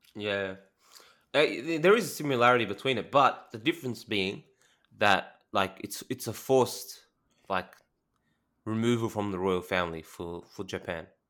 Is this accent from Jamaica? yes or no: no; Australia; I'm Australian